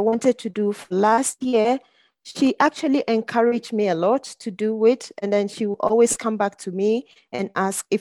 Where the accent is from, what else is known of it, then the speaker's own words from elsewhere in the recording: Ghana; now in Zurich, Switzerland; I grew up in Ghana, but I moved here some years back